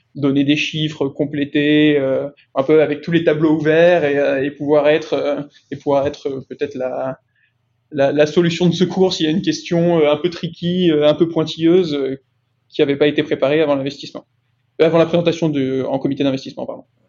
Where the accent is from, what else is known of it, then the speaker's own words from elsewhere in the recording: Lyon, Auvergne-Rhône-Alpes, France; moved away as an adult; now in Paris, France; j'ai grandi à Lyon et je vis maintenant euh, à Paris.